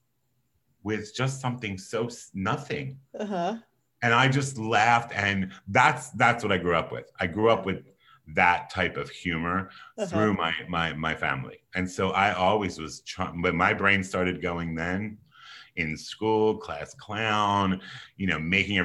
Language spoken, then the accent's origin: English; Philadelphia, Pennsylvania, United States; I was born and raised on the East Coast in Philadelphia, Pennsylvania